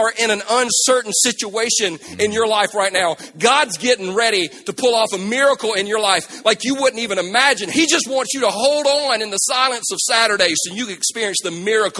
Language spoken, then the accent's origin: English; South Carolina, United States; Now, we're from South Carolina. We ain't never been in no violent earthquake. Never. Never. That we had. Y'all remember the earthquake we had like 2 years ago? You remember in South Carolina?